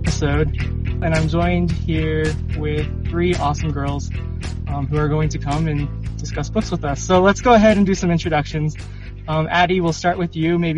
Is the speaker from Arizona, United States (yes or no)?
yes; Arizona, United States; moved away as an adult; now in Utah, United States; I am from Arizona, where it's super hot. but I'm actually living in Utah right now, going to school